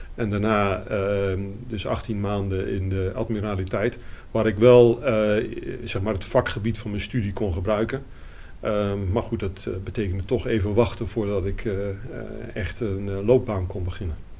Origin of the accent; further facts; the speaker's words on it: Eindhoven, North Brabant, Netherlands; moved away as an adult; also born or lived in Rotterdam; ik kwam uit Eindhoven, toch een beetje de provincie.